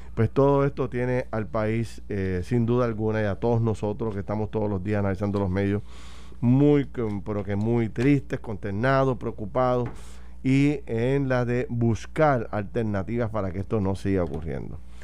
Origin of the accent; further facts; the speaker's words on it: Puerto Rico; como ciudadanos, como puertorriqueños